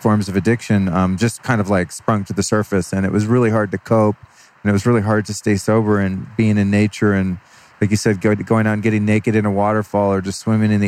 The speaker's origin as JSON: {"language": "English", "town": "Sebastopol", "region": "California", "country": "United States", "tie": "born or raised there", "also_born_or_lived": "Colorado / Idaho", "moved": "as an adult", "lives_now": "Los Angeles, United States", "said": "I grew up in Sebastopol and Sonoma County"}